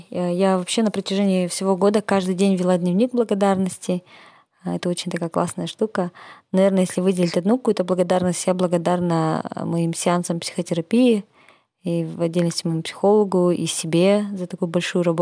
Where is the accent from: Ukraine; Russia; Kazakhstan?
Kazakhstan; moved away; когда я прилетела в Казахстан я так поняла, что несмотря на то, что я была далеко, да, уехала из Казахстана